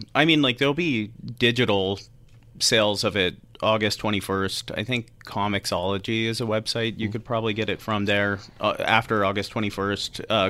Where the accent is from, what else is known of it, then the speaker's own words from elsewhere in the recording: Orange County, California, United States; also born or lived in Anaheim, California; now in Utah, United States; I was born in Anaheim, grew up in Orange County, and I came here